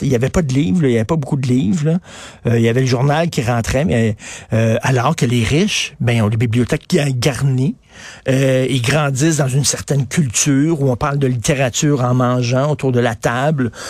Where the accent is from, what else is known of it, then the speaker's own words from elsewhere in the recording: Montreal, Quebec, Canada; j'avais une piscine quand j'ai grandi à Verdun